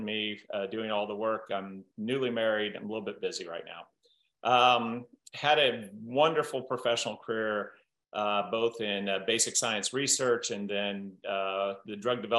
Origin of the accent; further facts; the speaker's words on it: Southern Iowa, United States; growing up in Southern Iowa, I had this entrepreneurial great uncle